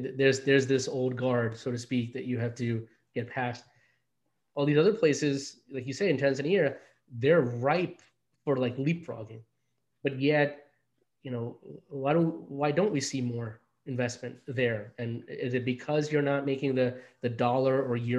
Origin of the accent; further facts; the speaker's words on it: New York City, New York, United States; also born or lived in India; growing up in, you know, in Queens